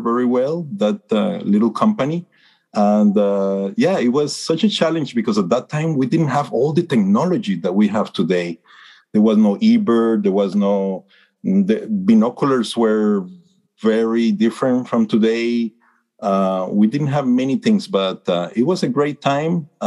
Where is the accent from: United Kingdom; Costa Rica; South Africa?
Costa Rica; I was born and raised in Costa Rica